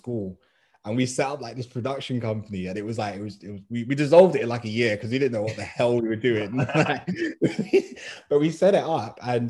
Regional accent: London, United Kingdom; I'm from West

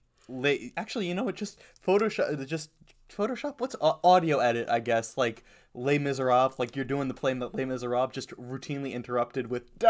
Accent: United States; I am an American.

